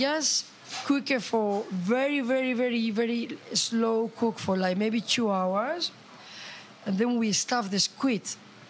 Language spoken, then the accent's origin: English; Bilbao, Basque Country, Spain; now in London, United Kingdom; because I'm Basque, I'm from Bilbao